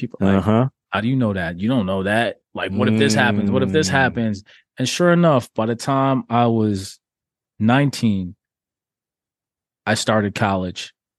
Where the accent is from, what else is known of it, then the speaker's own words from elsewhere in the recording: Toronto, Ontario, Canada; also born or lived in Jamaica; So for me, I grew up in Toronto. I'm Jamaican born, but I came here as a little kid.